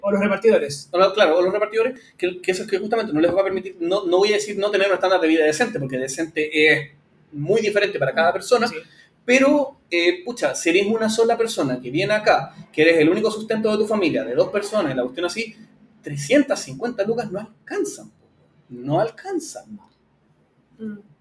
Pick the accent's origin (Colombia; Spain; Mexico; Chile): Chile; nosotros como chilenos